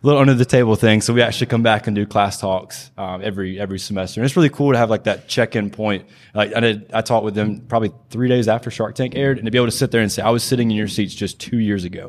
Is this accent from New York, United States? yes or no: no; Pickens, South Carolina, United States; I'm, I'm originally from Pickens, South Carolina, small town near Greenville.